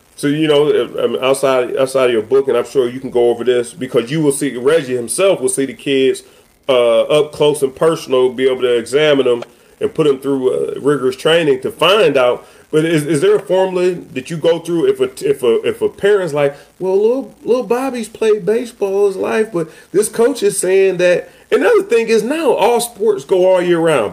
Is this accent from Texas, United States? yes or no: no; Cleveland, Ohio, United States; moved away; I'm from the Midwest and I grew up Big Ten